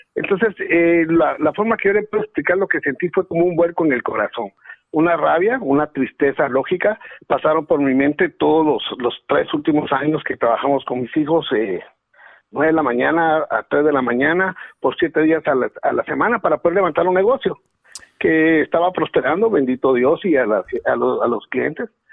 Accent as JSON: {"language": "Spanish", "country": "Guatemala", "tie": "born or raised there", "moved": "yes", "lives_now": "Los Angeles, United States"}